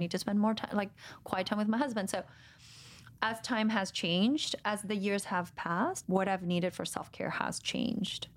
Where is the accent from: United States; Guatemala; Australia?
Guatemala; moved away; I'm from Guatemala